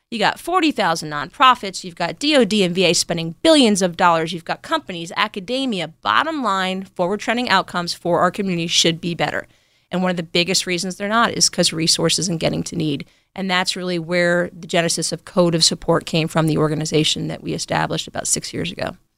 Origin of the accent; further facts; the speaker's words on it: New York, United States; moved away as an adult; also born or lived in Berkeley, California / Lawton, Oklahoma; I grew up in New York.